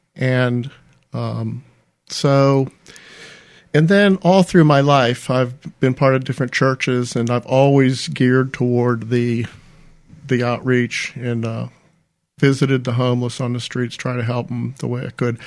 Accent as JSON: {"language": "English", "town": "Ambridge", "region": "Pennsylvania", "country": "United States", "tie": "born or raised there", "also_born_or_lived": "Florida / Winston-Salem, North Carolina", "moved": "as an adult", "lives_now": "Mobile, United States", "said": "when I came out of high school at Ambridge High School, I relocated to Florida for college and never returned"}